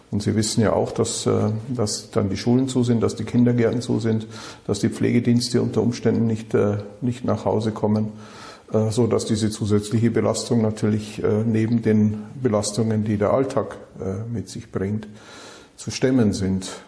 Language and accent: German; Bavaria, Germany; now in Düsseldorf, Germany; Natürlich komme ich aus dem wunderschönen Bayerischen Wald, äh, bin aber seit 1991 in Düsseldorf